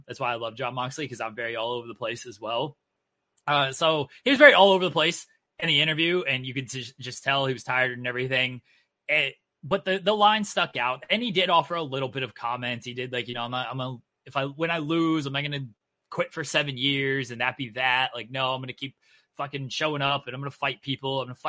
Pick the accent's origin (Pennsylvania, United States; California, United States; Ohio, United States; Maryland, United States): Ohio, United States; I'm from Ohio.